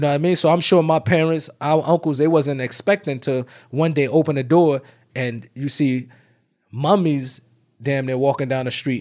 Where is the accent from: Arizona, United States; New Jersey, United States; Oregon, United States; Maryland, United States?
New Jersey, United States; Irvington; I'm from Irvington, New Jersey.